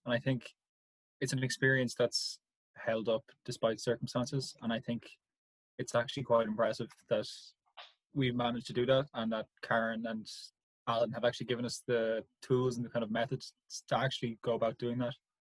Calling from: Kildare, County Kildare, Ireland; I'm broadcasting live from Kildare.

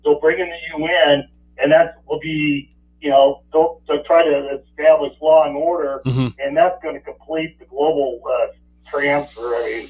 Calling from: Idaho, United States; Yeah, … in Idaho.

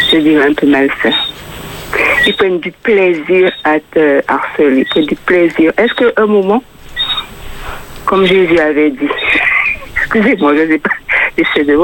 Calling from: Fort-de-France, Martinique; Je suis de Fort-de-France

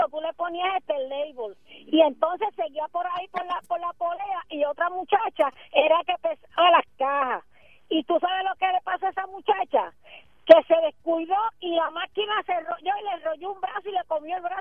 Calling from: Arroyo, Puerto Rico

